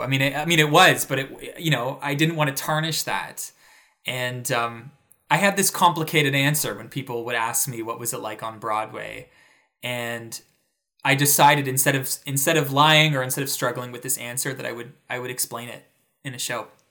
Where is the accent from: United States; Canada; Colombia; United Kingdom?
Canada; Toronto, Ontario; moved away; a major theater in my hometown.